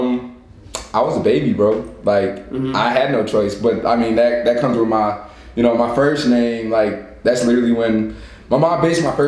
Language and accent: English; East Point, Georgia, United States; also born or lived in Nigeria / Cobb County, Georgia; I was raised in Atlanta ever since, you know what I'm saying? I grew up in East Point